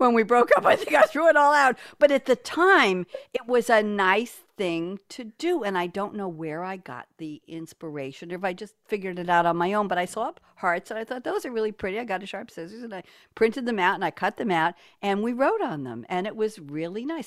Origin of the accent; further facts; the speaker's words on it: New York, United States; also born or lived in Cambridge, Massachusetts; now in Durham, United States; I am a New Yorker born and bred